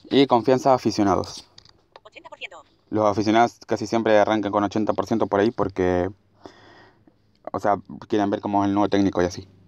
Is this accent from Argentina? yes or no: yes; Argentina; born or raised there